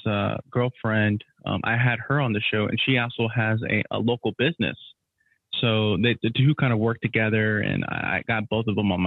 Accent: Houston, Texas, United States; I'm from Houston

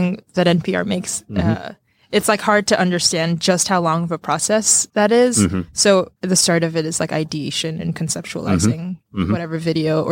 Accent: Jersey City, New Jersey, United States; also born or lived in Kathmandu, Nepal; I was raised in Jersey City

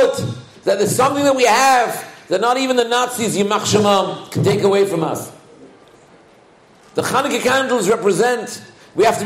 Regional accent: England, United Kingdom; I was raised in England

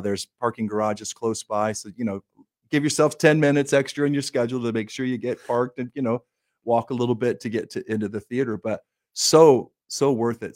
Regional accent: Minden, Michigan, United States; moved away; my hometown area in Minden, Michigan, and, and Southwest Corner, Michigan, Kalamazoo area

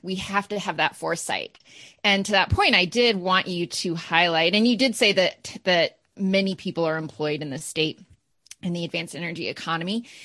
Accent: Maine, United States; being from Maine

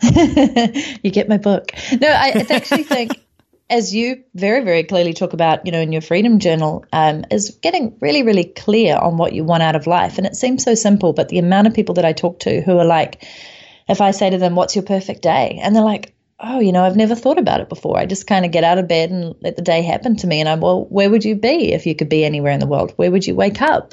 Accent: New Zealand; moved away as an adult; I came back to my home country of New Zealand

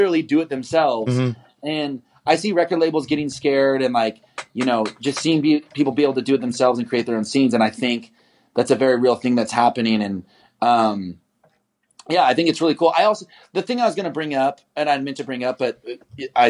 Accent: Kansas City, United States; moved away; also born or lived in Brooklyn; I'm not from Nashville. I'm from Kansas City

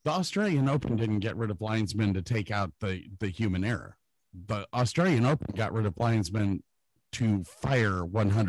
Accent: Medina, Washington, United States; I grew up in Medina

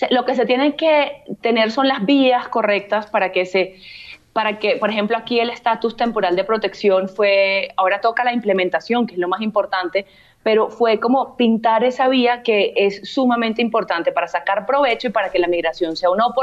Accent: Venezuela; now in Colombia; yo antes de colombiana soy venezolana, yo nací en Venezuela, pasé toda mi vida en Venezuela y yo me naturalicé colombiana

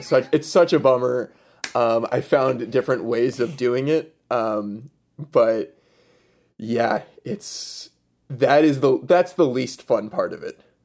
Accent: right outside Scranton, in the Poconos, Pennsylvania, United States; I am from Pennsylvania, originally right outside Scranton, um, in the Poconos

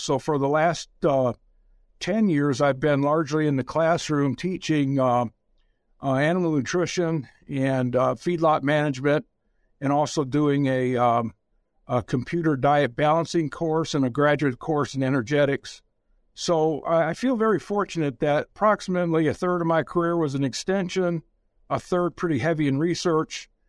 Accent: about forty miles north of Detroit, Michigan, United States; I actually grew up in the slum area of Michigan

